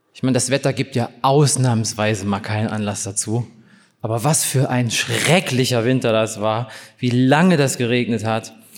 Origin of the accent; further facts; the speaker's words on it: East Germany, Germany; ich bin in der DDR aufgewachsen